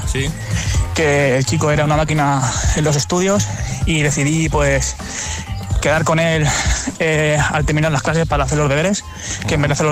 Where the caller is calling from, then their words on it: Castellón, Valencian Community, Spain; Buenos días, agitadores. … de Castellón.